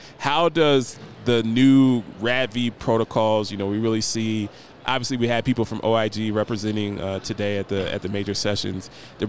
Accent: Columbus, Ohio, United States; And I'm also from Columbus, Ohio. That's where I'm from.

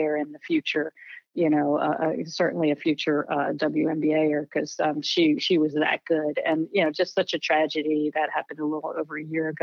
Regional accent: Philadelphia, Pennsylvania, United States; I was from the Philadelphia area

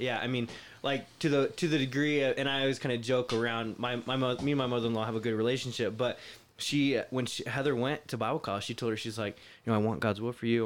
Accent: Florida, United States; moved away as an adult; also born or lived in Ohio / California; I grew up in Florida, but I was actually born in Ohio

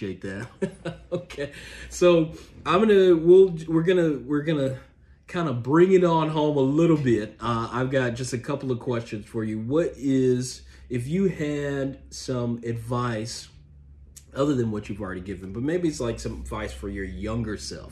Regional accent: Memphis, Tennessee, United States; now in Washington, D.C., United States; I'm from Memphis

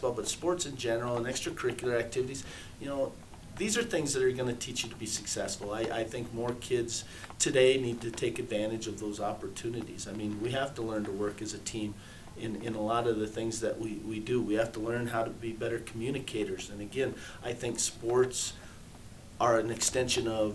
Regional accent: Custer, United States; growing up in Custer, that's back when Custer was the heyday

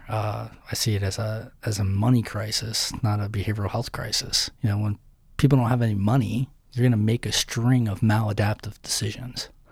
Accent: Somerset County, Western Pennsylvania, United States; I grew up in Western Pennsylvania, okay. Somerset County

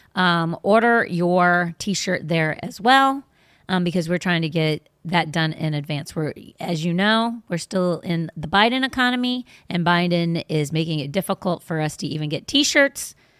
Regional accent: Washington, District of Columbia, United States; I grew up in Washington, D.C.

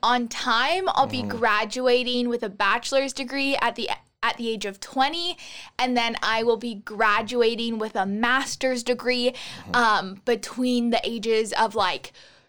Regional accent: Olympia, Washington, United States; I grew up, born and raised in Olympia, Washington, lived in the same house for my entire life. And I recently graduated from high school and from Running Start.

